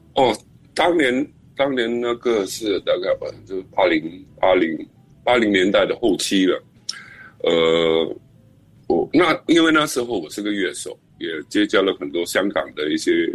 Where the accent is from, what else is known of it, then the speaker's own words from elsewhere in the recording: Singapore; 可能我们新加坡人是这样子，比较有礼貌